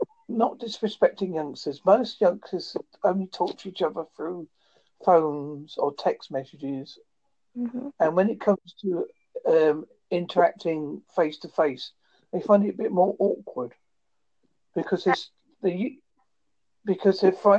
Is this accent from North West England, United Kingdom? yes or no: no; Devon, South West England, United Kingdom; I'm from Devon